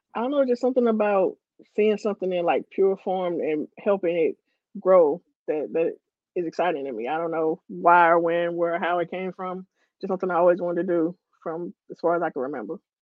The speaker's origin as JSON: {"language": "English", "town": "Ferguson", "region": "Missouri", "country": "United States", "tie": "born or raised there", "said": "I'm from Ferguson, born and raised"}